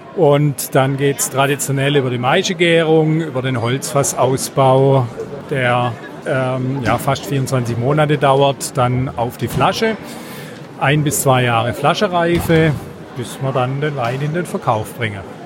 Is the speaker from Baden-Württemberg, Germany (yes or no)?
yes; Heilbronn, Baden-Württemberg, Germany; bei uns in Heilbronn